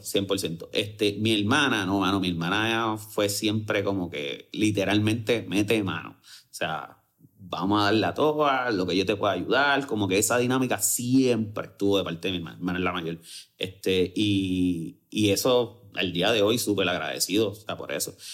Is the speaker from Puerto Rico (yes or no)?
yes; Bayamón, Puerto Rico; Y soy full de Bayamón y vivo súper orgulloso de ser de Bayamón